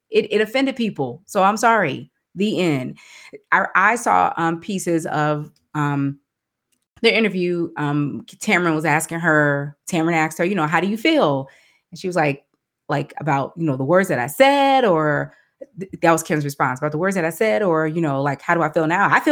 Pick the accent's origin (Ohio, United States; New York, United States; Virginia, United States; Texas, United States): Texas, United States; I wish that someone like a …, we're both from Texas.